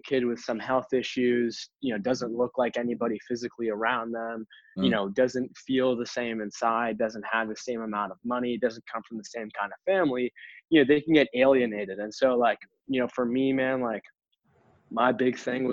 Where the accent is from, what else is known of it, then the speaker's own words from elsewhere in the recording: Boston, Massachusetts, United States; I grew up in Boston, East Coast.